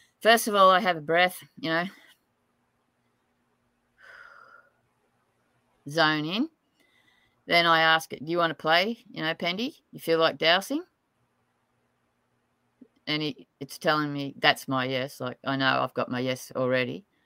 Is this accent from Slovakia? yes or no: no; Tamworth, New South Wales, Australia; I was born in Tamworth